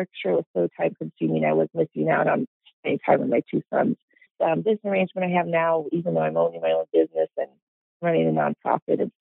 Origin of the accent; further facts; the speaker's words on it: Alton, Illinois, United States; growing up in Alton